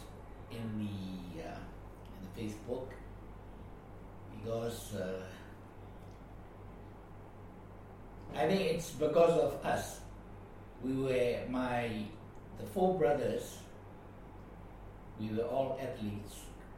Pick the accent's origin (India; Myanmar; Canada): Myanmar; Yangon, Yangon Region; also born or lived in Rakhine State; I was taken to Rakhine only once when I was about 1 year old. And then after that, I grew up in Yangon.